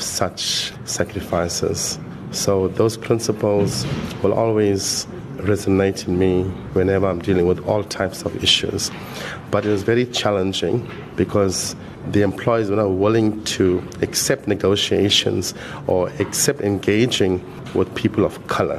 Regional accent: Durban, KwaZulu-Natal, South Africa; also born or lived in Phoenix; 1 year later, my family moved to various places, to Overport, lived in Stamford Hill. Then we went into Chatsworth

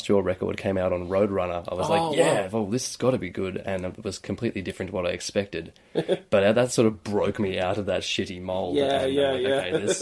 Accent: Tamworth, New South Wales, Australia; moved away as an adult; now in Newcastle, Australia; Growing up there

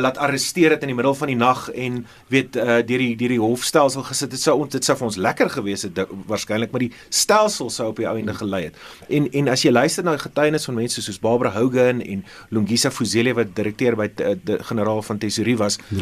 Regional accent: South Africa; as Suid-Afrikaners

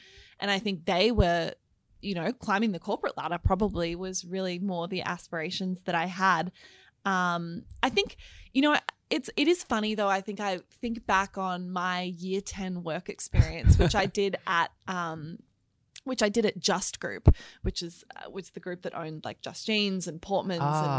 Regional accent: Melbourne, Victoria, Australia; now in Sydney, Australia; So I was born in Sydney, but really grew up in Melbourne, actually. So it's really nice to be back in Melbourne today because I now live back in Sydney. But yeah, I grew up in the eastern suburbs.

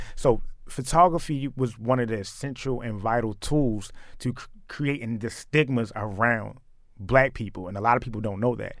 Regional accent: Baltimore, Maryland, United States; growing up in Baltimore

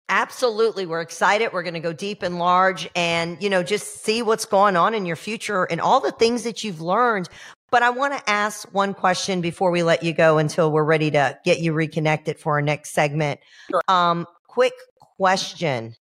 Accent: Georgia, United States; now in Florida, United States; I'm a transplant. I'm from Georgia. I'm a hillbilly freaking redneck. But you know, I've been here 30 years

